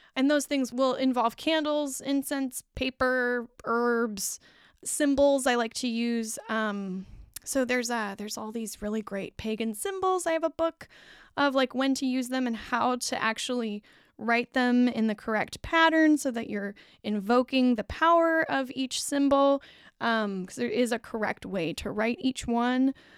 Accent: United States; I'm American

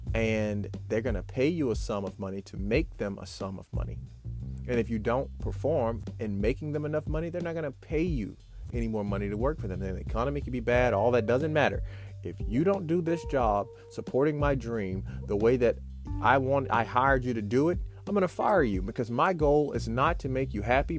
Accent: Memphis, Tennessee, United States; growing up in Memphis, Tennessee

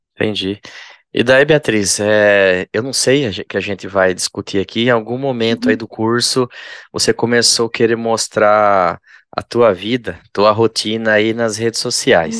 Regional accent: interior of São Paulo, Brazil; eu sou do interior de São Paulo também

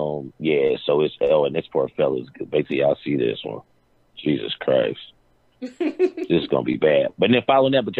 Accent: Indianapolis, Indiana, United States; I'm from Indianapolis

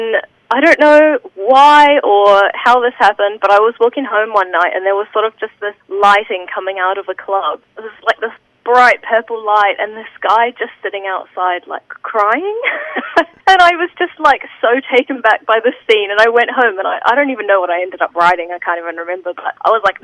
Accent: New Zealand; also born or lived in Sunshine Coast, Queensland, Australia; I'm definitely a Kiwi

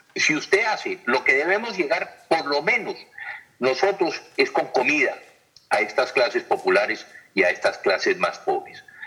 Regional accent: Colombia; Nosotros los colombianos

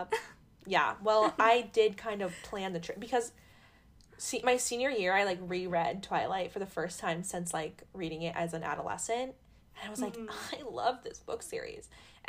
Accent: Midwest, United States; I say I'm from the Midwest.

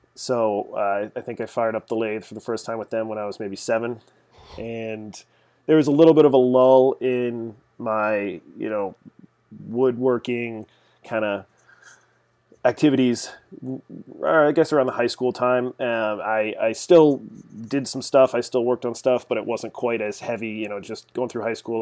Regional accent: Arlington, Massachusetts, United States; grew up here in Massachusetts, just outside of Boston, uh, a little town called Arlington

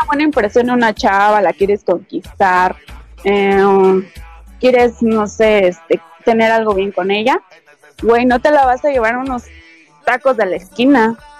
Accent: Mexico City, Mexico; also born or lived in Michoacán; nací en el DF

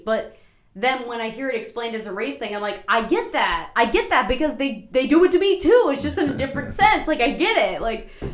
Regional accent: Marshall County, West Virginia, United States; growing up in Marshall County

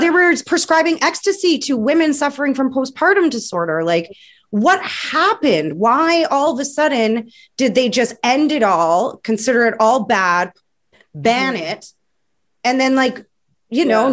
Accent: Vancouver, British Columbia, Canada; I'm from Vancouver

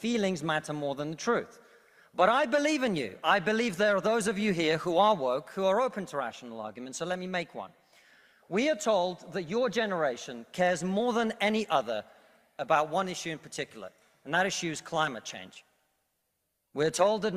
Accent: Russia; now in United Kingdom; I come from Russia, which is not a poor country, it's a middle-income country.

